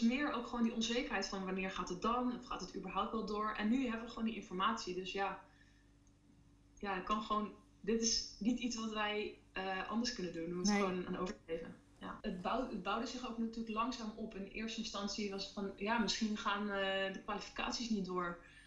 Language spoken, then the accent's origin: Dutch; Netherlands; en wij als Nederlanders